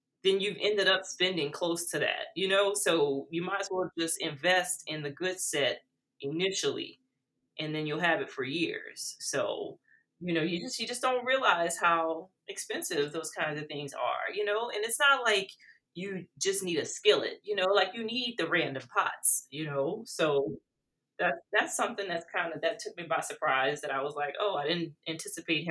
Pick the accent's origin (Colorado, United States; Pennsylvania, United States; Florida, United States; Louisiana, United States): Louisiana, United States; South; growing up in South Louisiana